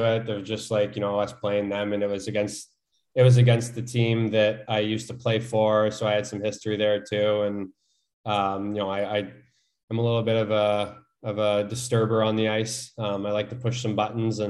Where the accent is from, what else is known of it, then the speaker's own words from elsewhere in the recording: Canada; as a Canadian